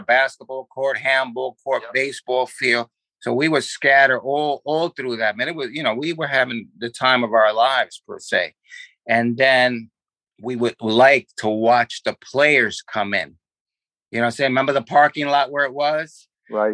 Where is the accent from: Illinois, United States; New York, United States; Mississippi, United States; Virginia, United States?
New York, United States; New York City; also born or lived in Manhattan / Brooklyn / Queens; I was born, basically raised in the Bronx